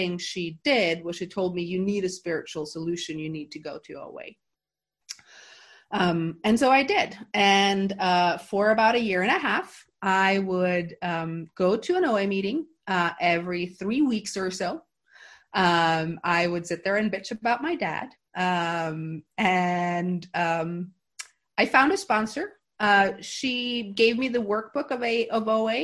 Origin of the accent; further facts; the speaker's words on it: Norway; also born or lived in San Francisco; now in Gothenburg, Sweden; I went home for a 2 week vacation in September that year